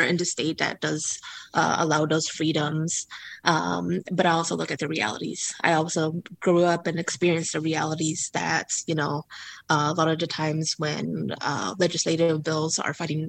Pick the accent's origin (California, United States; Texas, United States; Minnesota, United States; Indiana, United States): California, United States; Central Valley; Growing up in the Central Valley